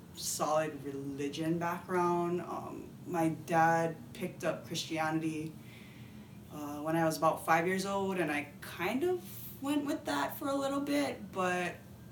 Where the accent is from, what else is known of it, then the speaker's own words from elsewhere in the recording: Hawaii, United States; I am a Japanese-American fourth-generation girl that's born and raised in Hawaii.